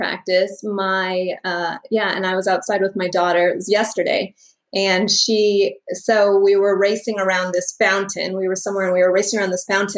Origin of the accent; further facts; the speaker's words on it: Michigan, United States; moved away as an adult; also born or lived in Florida; now in Oklahoma, United States; I was born and raised in Michigan